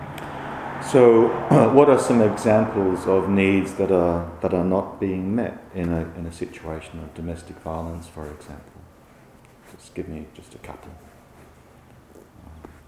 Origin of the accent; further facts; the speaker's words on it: England, United Kingdom; growing up in England in the 1960s